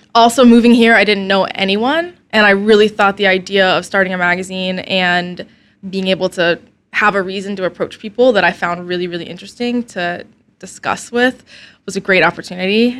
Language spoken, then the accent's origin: English; Snellville, Georgia, United States; also born or lived in Alpharetta, Georgia / Athens, Georgia; I was born in Alpharetta, but I grew up mainly in a terrible little town called Snellville